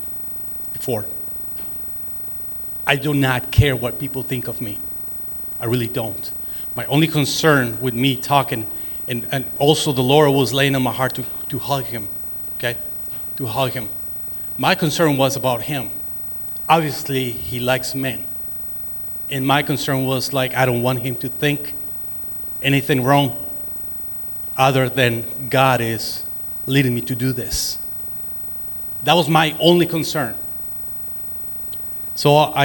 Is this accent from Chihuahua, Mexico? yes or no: yes; city bordering El Paso, Chihuahua, Mexico; English is a second language; moved away as an adult; now in United States; Being from the city that I am, that is borderline from El Paso, Texas, I always have a lot of missionaries from this country coming into my hometown